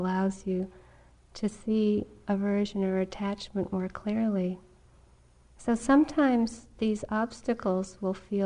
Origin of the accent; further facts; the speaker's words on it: New England, United States; I grew up in New England